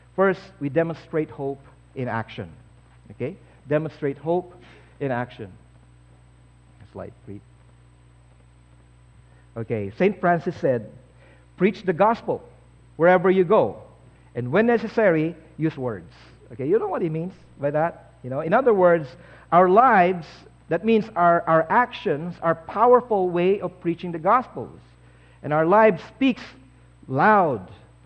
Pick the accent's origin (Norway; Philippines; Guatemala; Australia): Philippines; now in Canada; I used to be a Filipino, now I'm Canadian.